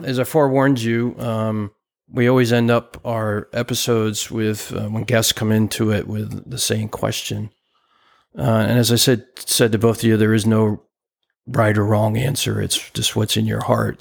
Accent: New Jersey, United States; where I grew up in New Jersey

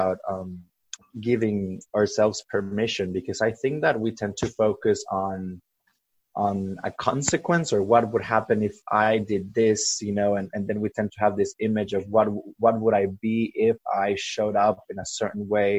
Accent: El Salvador; now in Sydney, Australia; I grew up in El Salvador, which is a very small Central American country. I now live in Sydney, Australia

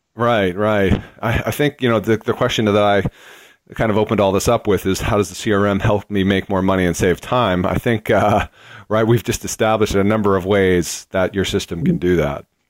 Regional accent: Boston, Massachusetts, United States; Boston, which is my hometown

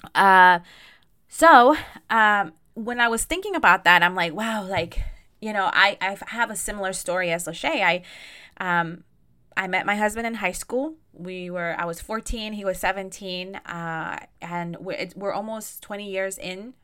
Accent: Costa Rica; Costa Rica 'cause that's where I'm from

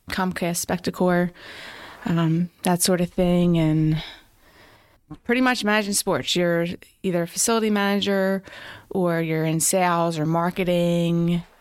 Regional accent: Philadelphia, Pennsylvania, United States; Northeast Philly.

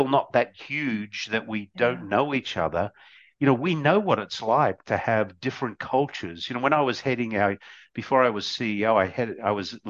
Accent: Australia; growing up in Australia, you know, Australia was a melting pot

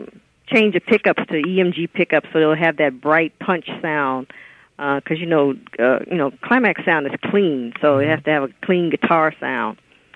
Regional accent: West Coast, United States; also born or lived in Chicago, Illinois; And then my family moved out here when I was in grade school.

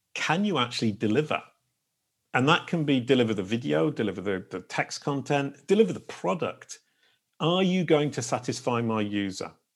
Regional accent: England, United Kingdom; now in France; I live in France and I'm an English person who's now become French

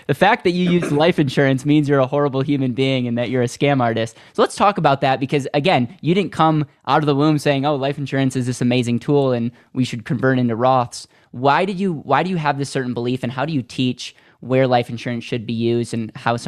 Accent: Wisconsin, United States; I am from Wisconsin. Yeah.

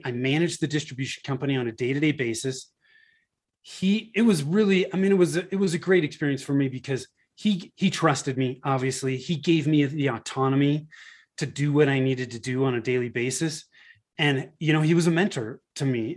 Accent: Northern California, United States; moved away as an adult; now in Denver, Colorado, United States; I moved from Northern California, where I was born and raised, to, uh, the Denver, Colorado area

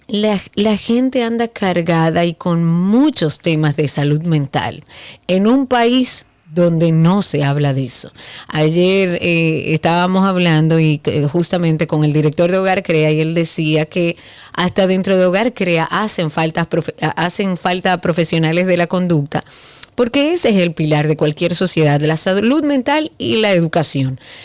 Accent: Dominican Republic; Eso no es lo que nos definía a nosotros como dominicanos

